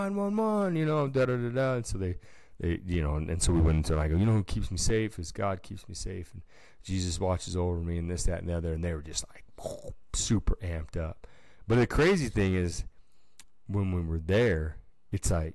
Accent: Nevada, United States; we're from Nevada. It's like a desert.

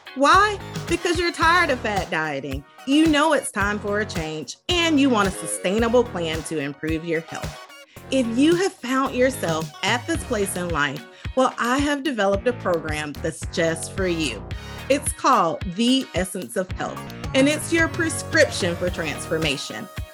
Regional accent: the South, United States; I'm from the South

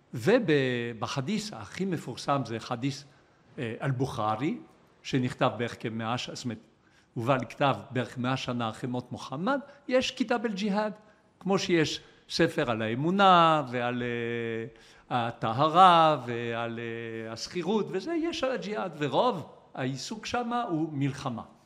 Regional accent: Israel; אנחנו כישראלים

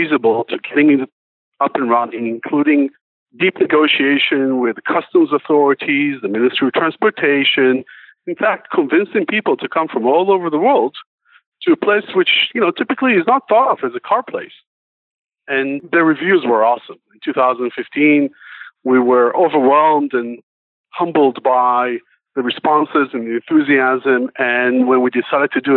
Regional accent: Israel; we're from Israel

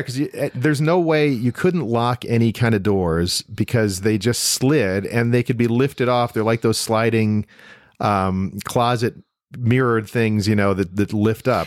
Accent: Toledo, Ohio, United States; moved away; also born or lived in Demopolis, Alabama / Meridian, Mississippi / Cleveland, Ohio; I grew up in Toledo

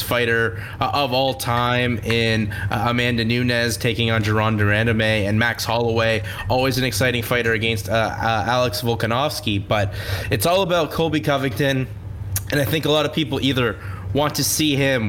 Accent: Kitchener, Ontario, Canada; my hometown of Kitchener

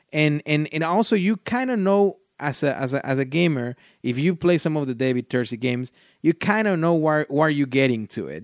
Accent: Mexico; first language Spanish; English is a second language; I'm from Mexico.

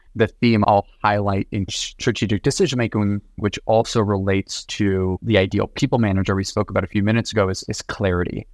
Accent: Los Angeles, California, United States; moved away; also born or lived in New York; originally born and raised in Los Angeles.

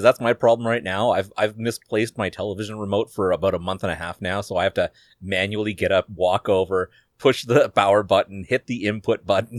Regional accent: Canada; being Canadian ourselves

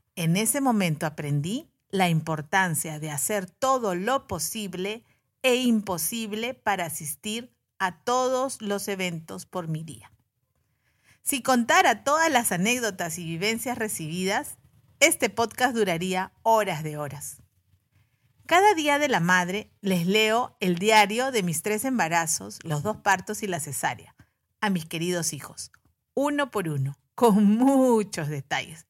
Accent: Peru; En Perú, que es mi país de origen

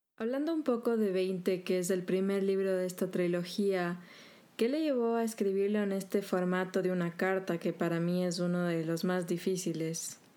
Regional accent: Ecuador; somos los ecuatorianos

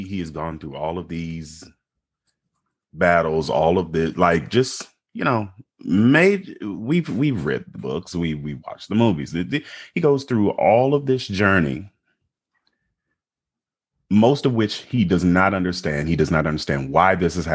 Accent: United States; we are American

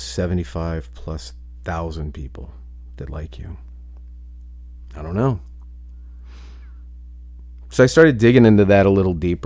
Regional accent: Ohio, United States; moved away; I come from a very, very small town in Ohio

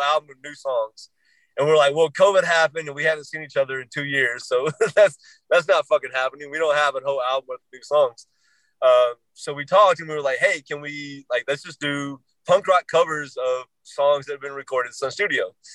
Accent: Nashville, Tennessee, United States; moved away as an adult; also born or lived in Anaheim, California / Norfolk, Virginia / Clearwater, Florida; now in Arizona, United States; I grew up in Tennessee, Nashville area, right outside

